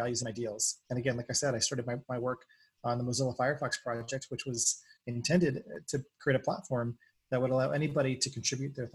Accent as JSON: {"language": "English", "region": "New England", "country": "United States", "tie": "born or raised there", "also_born_or_lived": "San Francisco", "moved": "yes", "said": "I grew up in New England"}